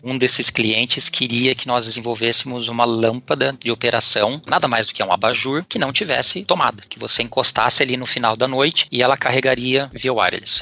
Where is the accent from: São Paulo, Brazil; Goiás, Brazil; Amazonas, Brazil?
São Paulo, Brazil; Lençóis Paulista; moved away as an adult; now in Munich, Germany; eu sou do interior de São Paulo, cidade Lençóis Paulista, perto de Bauru